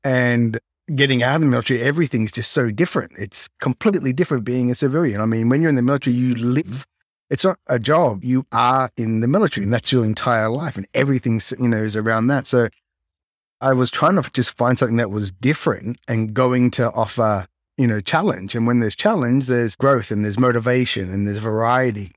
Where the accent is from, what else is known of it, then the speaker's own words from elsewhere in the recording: Melbourne, Victoria, Australia; moved away as an adult; now in Japan; I grew up in Melbourne, Australia, well, kind of south of Melbourne on the Mornington Peninsula